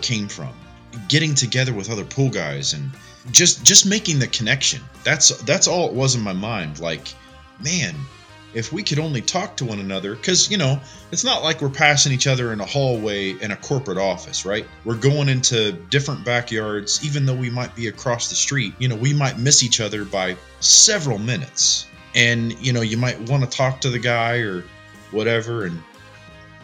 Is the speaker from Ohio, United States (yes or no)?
yes; Northeast Ohio, United States; I'm just an Ohio boy. I grew up in Northeast Ohio